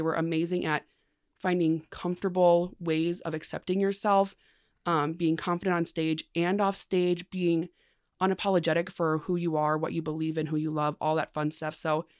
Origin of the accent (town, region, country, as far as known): Mankato, Minnesota, United States